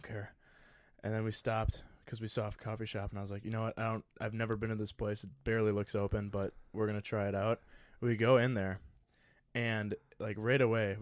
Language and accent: English; Sussex, Wisconsin, United States; from the booming metropolis of Sussex, Wisconsin, it's about 30 minutes west of Milwaukee, town of 10,000 people